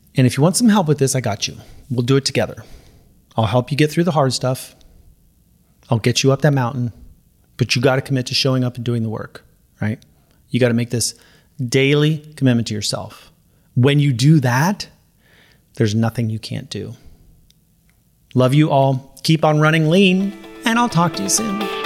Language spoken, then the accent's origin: English; Los Angeles, California, United States; I'm from, you know, L A, Southern California